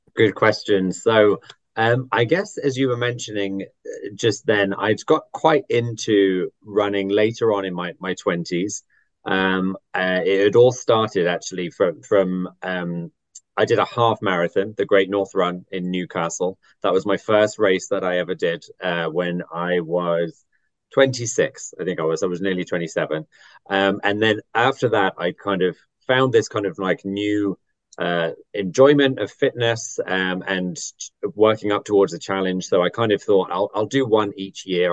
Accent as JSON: {"language": "English", "town": "Athens", "region": "Attica", "country": "Greece", "tie": "born or raised there", "moved": "yes", "lives_now": "London, United Kingdom", "said": "I was born in Athens"}